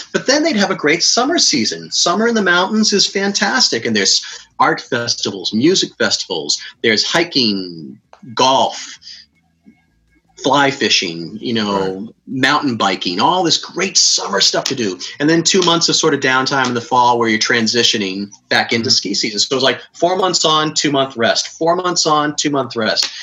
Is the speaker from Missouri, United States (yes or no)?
no; Cape Cod, Massachusetts, United States